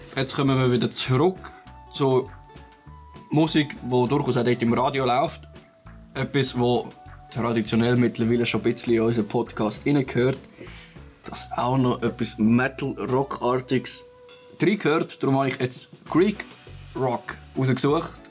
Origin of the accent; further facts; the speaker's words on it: Switzerland; Bei uns in der Schweiz